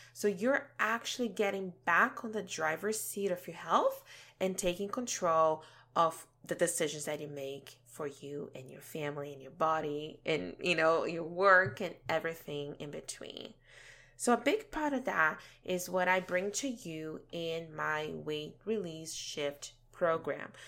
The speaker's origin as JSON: {"language": "English", "country": "Brazil", "tie": "born or raised there", "moved": "as an adult", "lives_now": "Canada", "said": "had a pretty good childhood growing up back home in Brazil"}